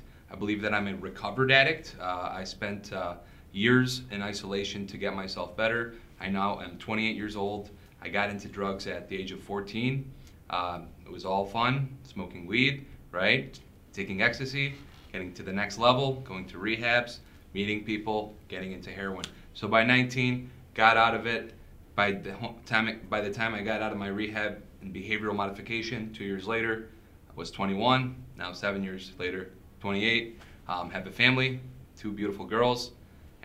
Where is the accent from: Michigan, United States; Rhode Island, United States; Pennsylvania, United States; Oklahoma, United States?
Michigan, United States; West Bloomfield; first language Arabic; English is a second language; also born or lived in Southfield, Michigan; We moved from Southfield to West Bloomfield